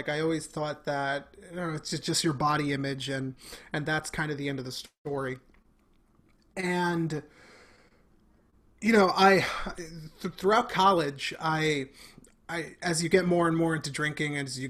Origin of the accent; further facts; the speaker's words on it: Bronx, New York, United States; being born and raised in the Bronx, I am Mexican and Dominican. So my parents met in the Bronx.